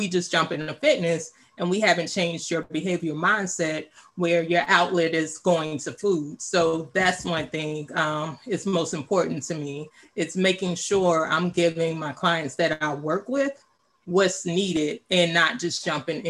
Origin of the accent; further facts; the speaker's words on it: Louisiana, United States; moved away as an adult; also born or lived in Dallas, Texas / Washington, District of Columbia, United States / Virginia; now in Maryland, United States; I'm originally from Louisiana, went to college in Dallas. I moved to the DMV area in 2003. I've been here ever since.